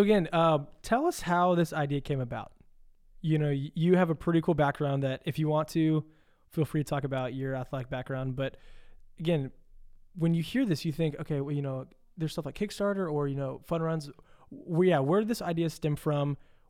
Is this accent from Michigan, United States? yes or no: no; Louisville, Kentucky, United States; I'm actually from Louisville.